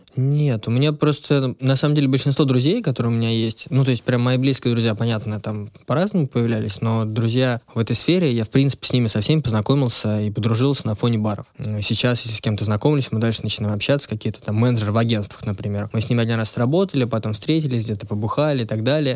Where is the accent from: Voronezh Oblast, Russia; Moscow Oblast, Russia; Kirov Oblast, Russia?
Moscow Oblast, Russia; Odintsovo; Это все было в Одинцово, я сам из Одинцова